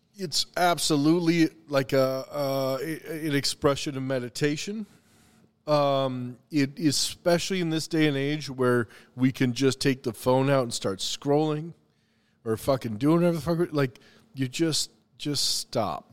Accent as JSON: {"language": "English", "region": "the Carolinas", "country": "United States", "tie": "born or raised there", "also_born_or_lived": "Missouri", "moved": "yes", "lives_now": "Minnesota, United States", "said": "I was born in Minnesota, but I moved to the Carolinas when I was five"}